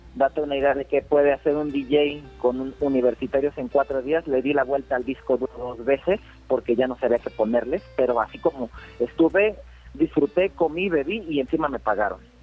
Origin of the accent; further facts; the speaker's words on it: Querétaro, Mexico; soy de aquí de Querétaro